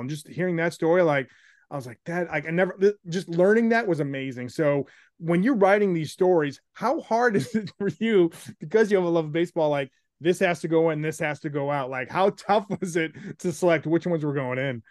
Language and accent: English; Chicago, Illinois, United States; also born or lived in Naperville, Illinois; I was growing up in Chicago at the time